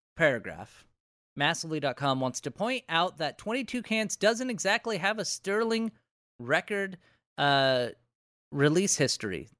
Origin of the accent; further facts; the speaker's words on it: United States; part of being an American is just having thousands upon thousands of dollars in debt